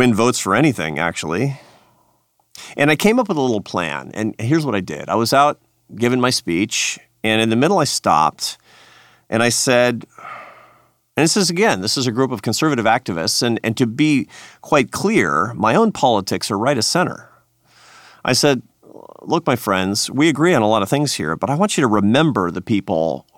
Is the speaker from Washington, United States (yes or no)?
yes; Seattle, Washington, United States; I grew up in Seattle, Washington, in a progressive family